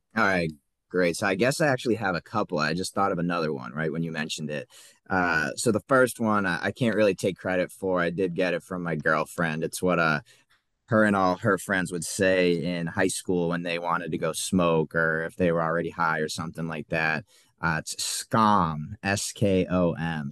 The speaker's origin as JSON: {"language": "English", "area": "south of Boston", "region": "Massachusetts", "country": "United States", "tie": "born or raised there", "said": "I grew up, uh, right south of Boston in Massachusetts."}